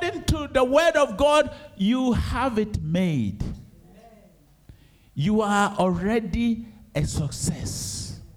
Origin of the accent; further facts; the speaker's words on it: Ejisu, Ashanti, Ghana; moved away; going to Ejusu. That's my hometown